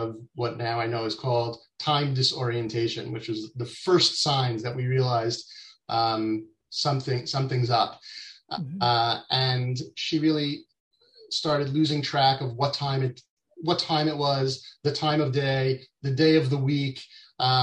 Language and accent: English; New York, United States; moved away as an adult; now in Israel; I grew up in New York, in the U.S., even though I'm based in Israel now. I moved out to Israel with my family in 99